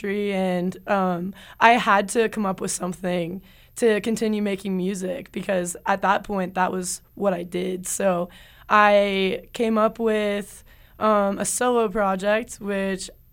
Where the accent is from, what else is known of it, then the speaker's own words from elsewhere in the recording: Cincinnati, Ohio, United States; moved away as an adult; now in Salt Lake City, United States; I'm from Cincinnati, Ohio originally